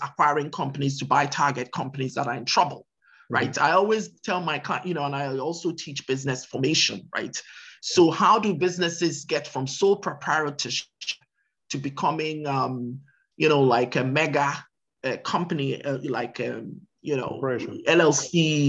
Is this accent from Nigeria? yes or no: yes; Nigeria; now in United States; I'm also a US citizen, of course, uh-huh. besides being a Nigerian citizen, but I've lived here forever.